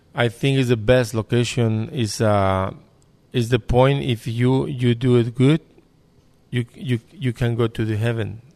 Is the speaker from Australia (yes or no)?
no; Mexico; English is a second language; now in United States; I come from Mexico.